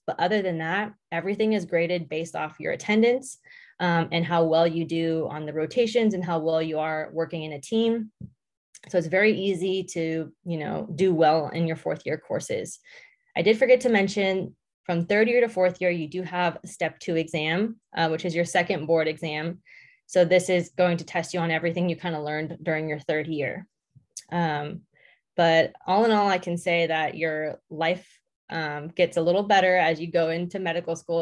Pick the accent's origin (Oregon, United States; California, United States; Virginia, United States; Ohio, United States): California, United States; Southern; moved away as an adult; now in Indiana, United States; I grew up in Southern California